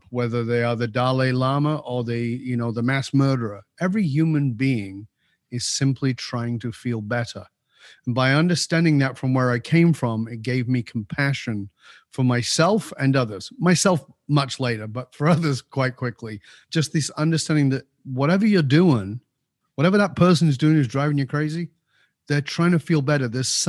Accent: England, United Kingdom; So, yeah, I was born in Northern

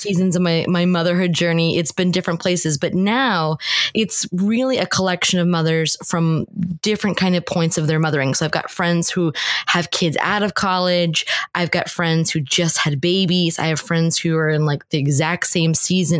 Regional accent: New Jersey, United States; moved away as an adult; also born or lived in Northern Ireland; I was born and raised in New Jersey, which is where I currently live

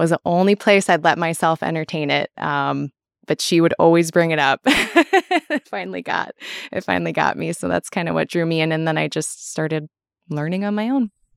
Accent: Minnesota, United States; now in Wisconsin, United States; I am originally from Minnesota, but I live in Wisconsin

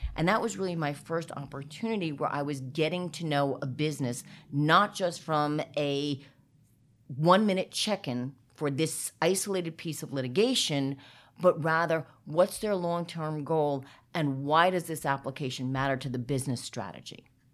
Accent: New Jersey, United States; I am a proud Jersey girl

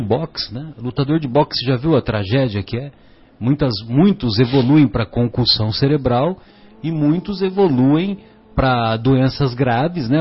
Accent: São José do Rio Pardo, São Paulo, Brazil; lá na, na minha cidade, né, São José do Rio Pardo

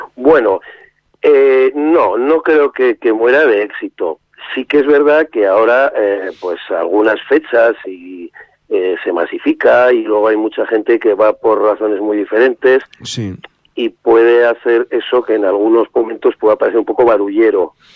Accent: Estella, Navarre, Spain; yo nací en Estella

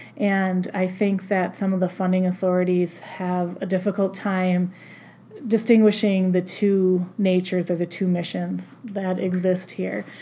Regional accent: La Crosse, Wisconsin, United States; also born or lived in Storm Lake, Iowa / Albert Lea, Minnesota / Austin, Minnesota; the job opened in my hometown and just made my way back this way to La Crosse County.

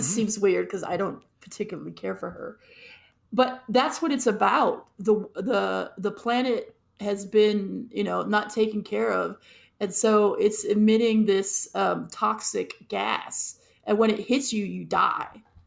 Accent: Los Angeles, California, United States; I grew up in Los Angeles

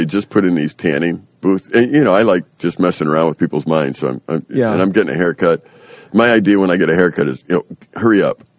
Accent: Sweden; I said, you know, I'm from Sweden. We like white skin.

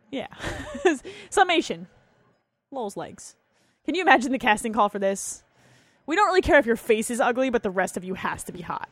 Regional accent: New Jersey, United States; I grew up in New Jersey

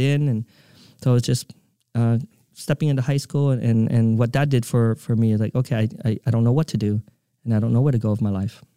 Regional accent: Provo, Utah, United States; moved away; also born or lived in Vietnam / California; I grew up in Provo, Utah

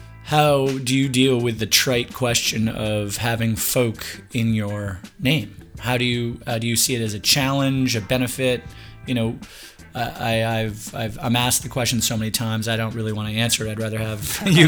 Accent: United States; accent: Yankee

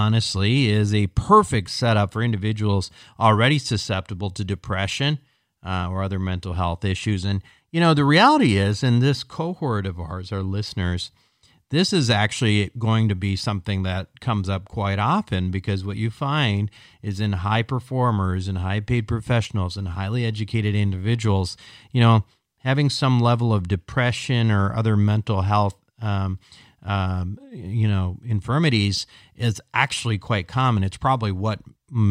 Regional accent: Minnesota, United States; now in Montecito, United States; growing up in Minnesota

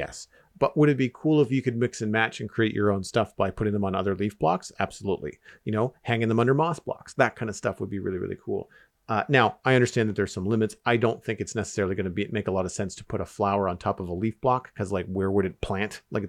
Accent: Canada; As a Canadian, I think that would be really, really

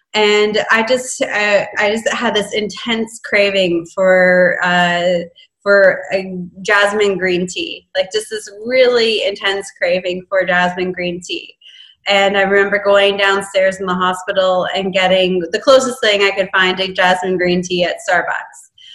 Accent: Canada; I'm in Texas. I'm from Canada.

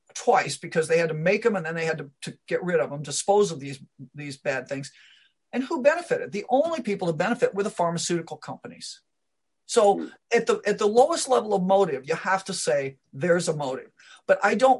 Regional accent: Omaha, Nebraska, United States; also born or lived in Iowa; I, I grew up around Omaha, Nebraska

